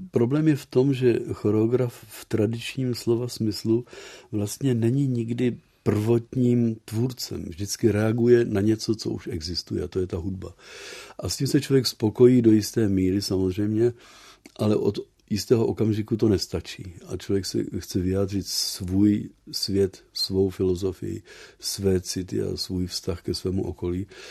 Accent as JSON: {"language": "Czech", "region": "Prague", "country": "Czechia", "tie": "born or raised there", "moved": "as an adult", "lives_now": "Netherlands", "said": "já jsem z Prahy původně, ale vlastně už 50 let nemluvím česky"}